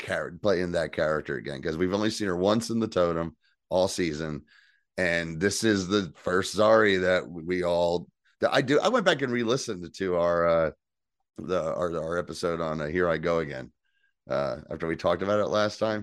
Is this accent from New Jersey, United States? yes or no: yes; New Jersey, United States; I'm from New Jersey. We don't pump our own gas in New